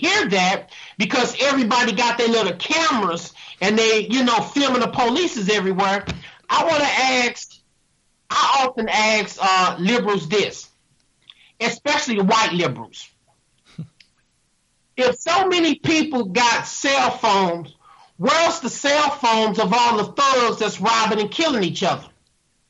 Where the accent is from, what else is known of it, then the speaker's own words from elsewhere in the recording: St. Louis, Missouri, United States; I grew up in North St. Louis by one of these white water towers in North St. Louis